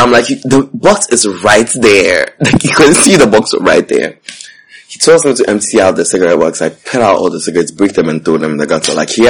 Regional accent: New York City, New York, United States; I said, I'm from New York. So you know how my accent was A1.

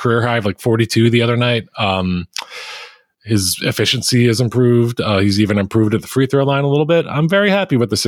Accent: Philadelphia, Pennsylvania, United States; I'm from Philadelphia

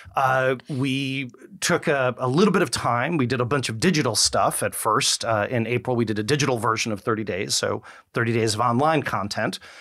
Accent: New York, United States; accent: New Yorker; now in Memphis, United States; I'm a New Yorker

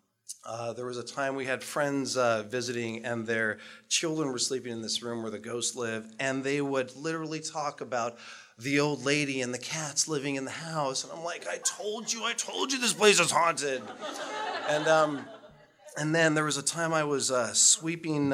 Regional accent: Utqiagvik, Alaska, United States; moved away as an adult; growing up in Barrow, Alaska

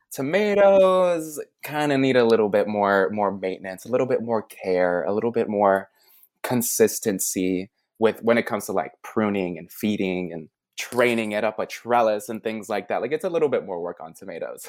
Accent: Chicago, Illinois, United States; also born or lived in New York City; now in Tennessee, United States; I grew up in Chicago

